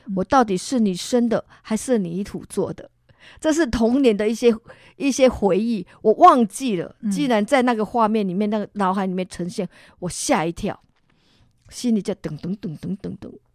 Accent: Tainan, Taiwan; moved away as an adult; now in Singapore; 我是从台南嫁去新加坡

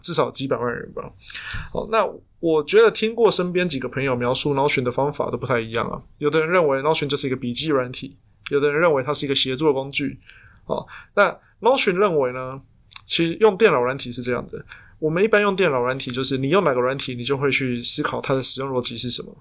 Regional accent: Taiwan; 我们台湾人

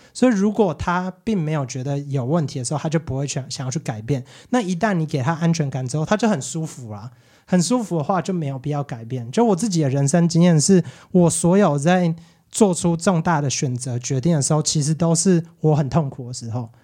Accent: Quanren, Miaoli County, Taiwan; also born or lived in United States; 我是全长，那大小孩嘛

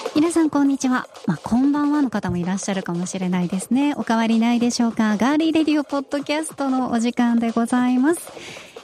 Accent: Nagasaki, Japan; moved away; 長崎で育ってる

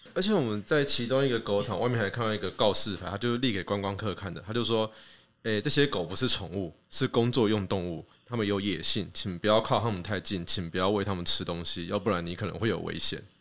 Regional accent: Keelung, Taiwan; 我老家在基隆

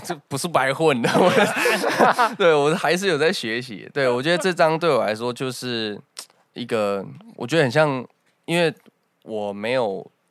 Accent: Taichung, Taiwan; 我台中北屯。

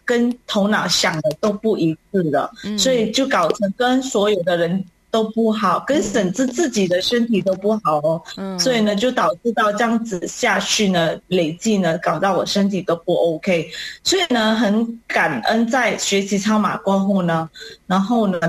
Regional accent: Malaysia; 我是来自马来西亚的

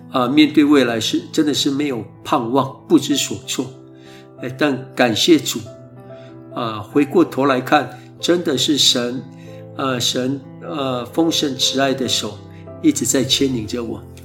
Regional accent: Taoyuan village, Kaohsiung, Taiwan; 我在部落一直到国中毕业以前，都是在部落成长的孩子

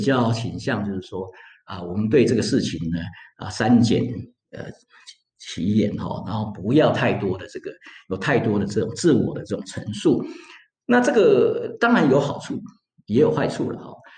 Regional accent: Taiwan; moved away as an adult; also born or lived in United States / Florence, Italy / Bologna, Italy; now in Switzerland; 身为一个台湾人

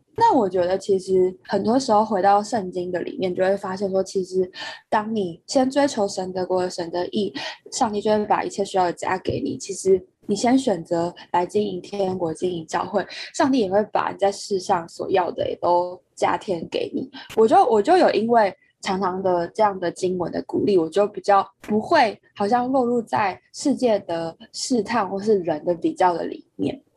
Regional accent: Taipei, Taiwan; 因为我国中在外地读书，然后我高中回来台北读书

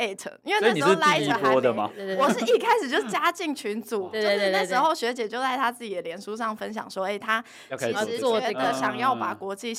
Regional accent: Taiwan; 我们作为台湾人

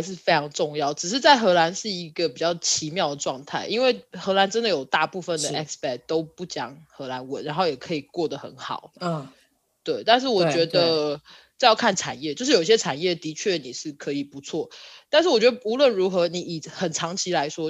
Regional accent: Taiwan; also born or lived in United States; now in Netherlands; 有一天其实我会觉得我也是美国人，就是他跟我，我是台湾人，我也是美国人，就是这两个身份并不冲突。

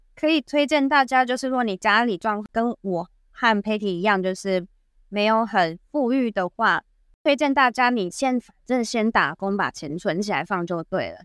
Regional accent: Kaohsiung, Taiwan; moved away as an adult; now in Japan; 来自高雄的我们

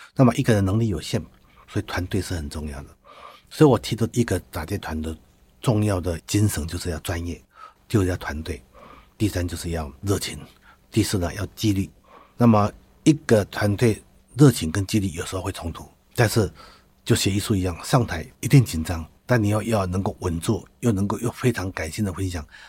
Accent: Taitung County, Taiwan; also born or lived in Taichung; 我是台东人哈。那我在台东长大的时候

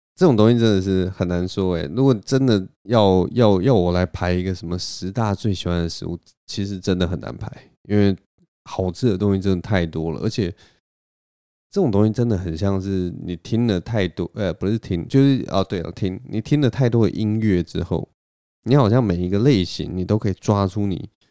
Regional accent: Taipei, Taiwan; 在我的老家文山区这边

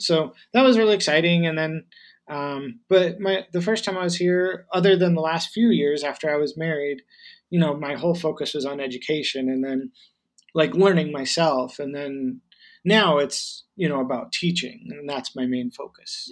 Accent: United States; first language English; moved away as an adult; now in Taiwan; I'm an American and I grew up there

